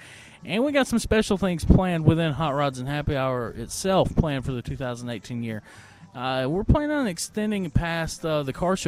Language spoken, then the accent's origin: English; Union, United States; Yeah, I grew up in Union.